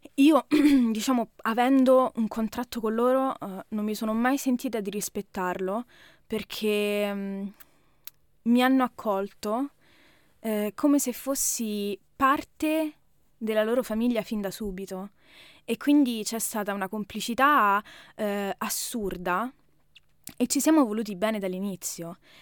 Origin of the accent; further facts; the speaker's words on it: Rome, Lazio, Italy; moved away as an adult; now in Germany; italiana, Roma.